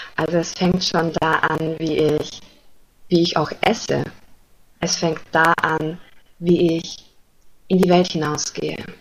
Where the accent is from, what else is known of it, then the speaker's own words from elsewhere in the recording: Germany; ich komme aus Deutschland